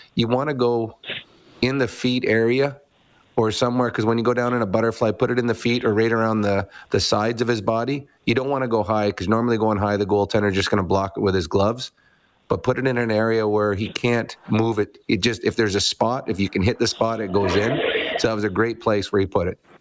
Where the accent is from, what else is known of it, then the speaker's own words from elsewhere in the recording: Edmonton, Alberta, Canada; Edmonton, my hometown